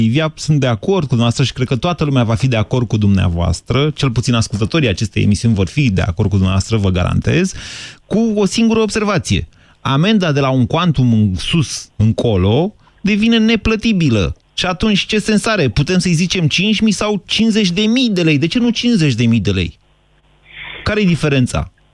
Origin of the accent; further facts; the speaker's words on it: Bucharest, Romania; ca bucureștean